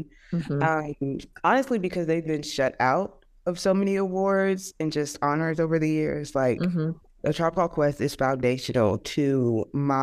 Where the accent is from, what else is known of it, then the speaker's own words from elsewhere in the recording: Louisiana, United States; moved away as an adult; now in Texas, United States; I'm from Louisiana